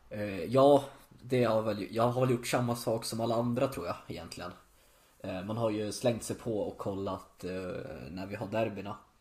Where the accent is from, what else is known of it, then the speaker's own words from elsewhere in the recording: Gävle, Gävleborg County, Sweden; moved away as an adult; now in Berlin, Germany; bott kvar hemma i Gävle